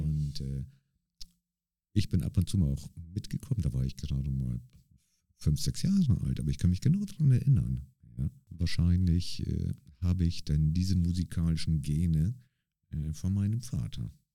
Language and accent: German; Bremerhaven, Bremen, Germany; now in St. Gallen, Switzerland; ich komme ja aus Bremerhaven, äh, also in, mhm. in, in Deutschland bin ich in Bremerhaven quasi aufgewachsen